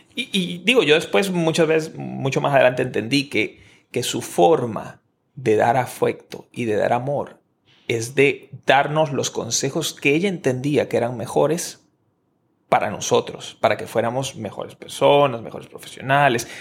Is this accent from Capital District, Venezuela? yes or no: no; Maracay, Aragua, Venezuela; moved away as an adult; also born or lived in Caracas; yo me fui a estudiar en la universidad en otra ciudad diferente de mi ciudad natal. En, yo estoy en Caracas, nací en Maracay, Venezuela